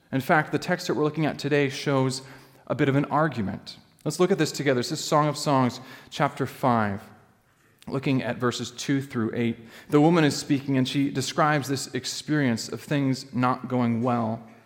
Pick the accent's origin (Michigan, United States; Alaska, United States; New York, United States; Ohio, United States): Alaska, United States; moved away; I grew up in Alaska.